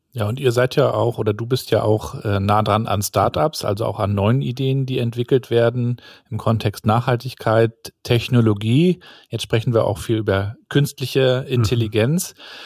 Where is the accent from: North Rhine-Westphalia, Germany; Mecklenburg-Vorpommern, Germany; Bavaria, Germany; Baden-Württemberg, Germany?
Mecklenburg-Vorpommern, Germany; bei uns in Mecklenburg-Vorpommern